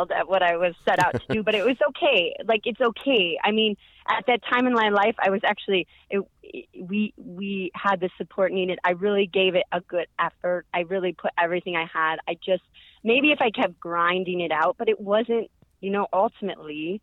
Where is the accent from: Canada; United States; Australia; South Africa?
United States; Chicago, Illinois; moved away; I'm from Chicago, Northwest suburbs